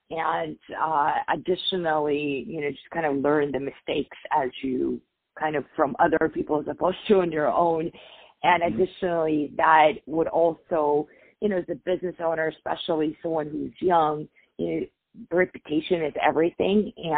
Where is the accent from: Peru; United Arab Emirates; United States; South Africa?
United Arab Emirates; Dubai; I grew up in Dubai. My father was a diplomat there, and because of that, I was predisposed to a lot of, you know, very prominent families in our region